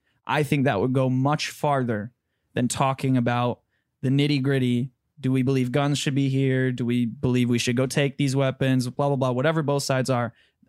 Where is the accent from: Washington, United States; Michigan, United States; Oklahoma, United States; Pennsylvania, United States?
Michigan, United States; Reason because you come from Ohio. I come from Michigan.